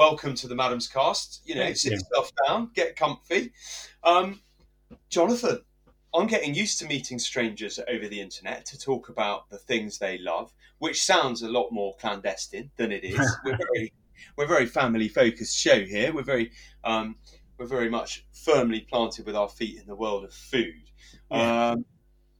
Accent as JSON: {"language": "English", "town": "Warminster", "region": "South West England", "country": "United Kingdom", "tie": "born or raised there", "said": "My hometown of Warminster"}